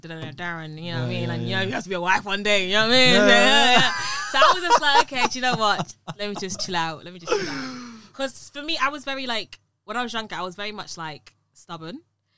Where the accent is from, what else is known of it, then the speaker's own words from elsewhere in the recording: London, United Kingdom; accent: UK London; I've got a UK London accent